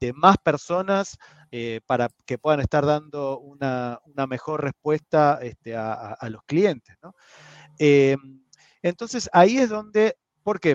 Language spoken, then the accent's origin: Spanish; Argentina; como mal argentino